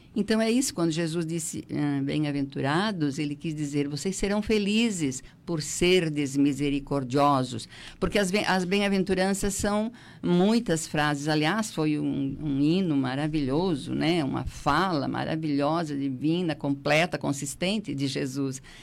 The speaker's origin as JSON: {"language": "Portuguese", "town": "Treviso", "region": "Santa Catarina", "country": "Brazil", "tie": "born or raised there", "also_born_or_lived": "Siderópolis", "moved": "yes", "lives_now": "Criciúma, Brazil", "said": "eu sou, na verdade, eu sou de Treviso"}